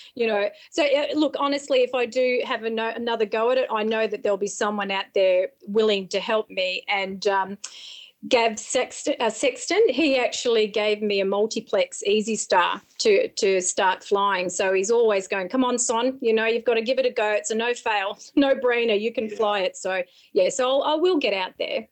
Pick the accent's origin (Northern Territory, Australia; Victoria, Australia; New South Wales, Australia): New South Wales, Australia; Berrigan; moved away; I'm a country girl. I'm from the Sticks, a little place called Berrigan up near the Murray River